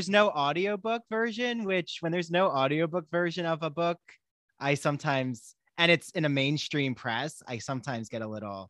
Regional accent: New Jersey, United States; moved away; I'm from actually South Jersey originally.

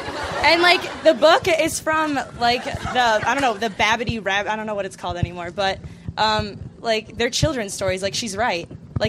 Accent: Birmingham, Michigan, United States; I'm from Birmingham, Michigan.

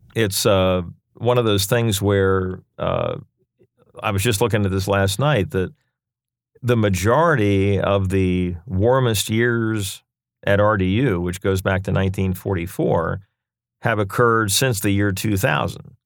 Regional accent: Lancaster, Pennsylvania, United States; moved away as an adult; now in Raleigh, United States; born and raised in Lancaster, Pennsylvania

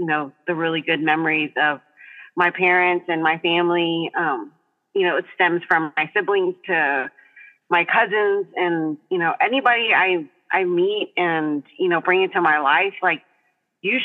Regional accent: Texas coast, United States; I was raised right here on the Texas coast.

